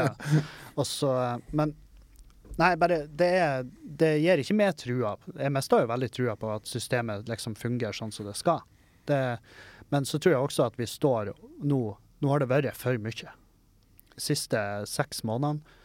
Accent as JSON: {"language": "Norwegian", "town": "Meløy", "region": "Nordland", "country": "Norway", "tie": "born or raised there", "moved": "yes", "said": "Hengkommunen min, Meløy"}